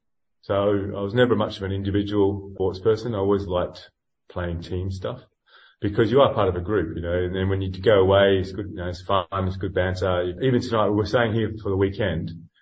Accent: Australia; moved away; And I'm not originally from this country. I came from Australia about 20 years ago.

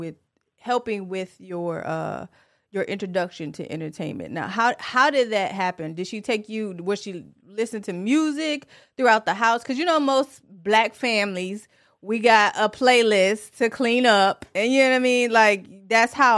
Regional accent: Tennessee, United States; also born or lived in Detroit, Michigan; I'm originally from Detroit, for one, and then for two, okay. I grew up in Tennessee

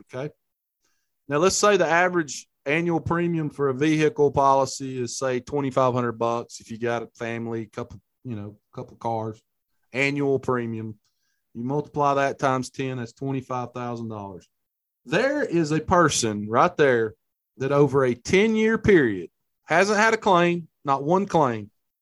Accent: Hamilton, Alabama, United States; Buddy of mine from my hometown, Hamilton, Alabama

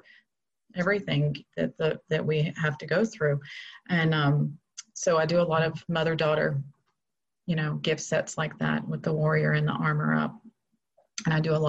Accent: Florida, United States; moved away as an adult; I kind of got stuck in Florida with the quarantine, and I had no idea that God was actually bringing me back to my hometown.

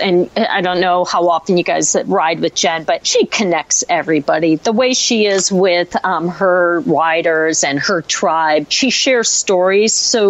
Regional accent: Syracuse, New York, United States; I was born and raised in Syracuse.

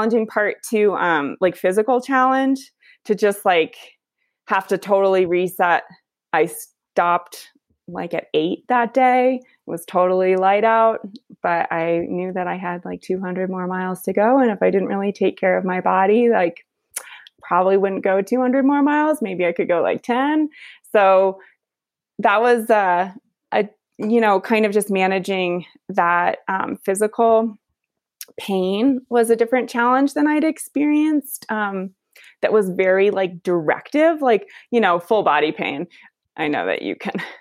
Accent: Vermont, United States

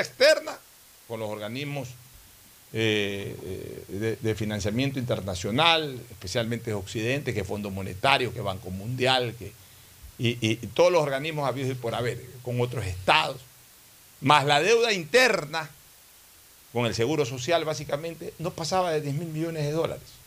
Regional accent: Ecuador; hablo como ecuatoriano

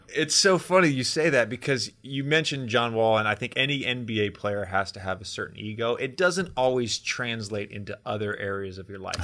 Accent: Roanoke, Virginia, United States; I grew up in Roanoke, Virginia

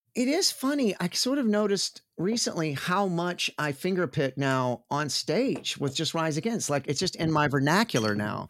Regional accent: Sherman, Texas, United States; now in Austin, United States; born and raised in Texas like I am, I am from a shitty, terrible little shit splat, awful, conservative, racist Republican town

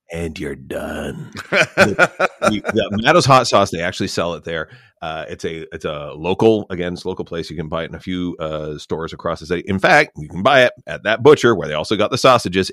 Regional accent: Canada; as a Canadian

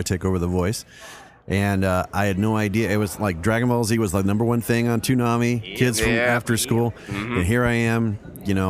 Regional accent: Louisiana, United States; I'm from Louisiana

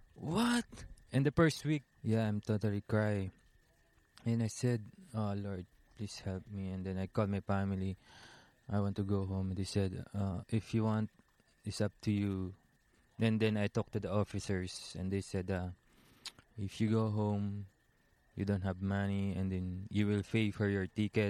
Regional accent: Taal, Calabarzon, Philippines; Yeah, I'm from Taal, Batangas, Philippines. It's like a small town.

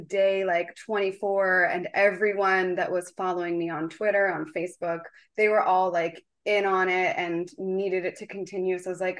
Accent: Philadelphia, Pennsylvania, United States; moved away; I grew up in Philadelphia.

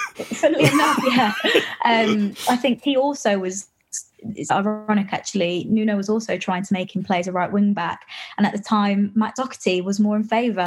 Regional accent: West Midlands, United Kingdom; I'm from the West Midlands

